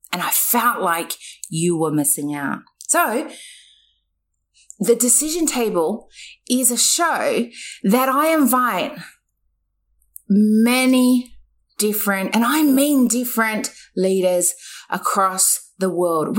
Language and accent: English; New Zealand; now in Australia; I was born in New Zealand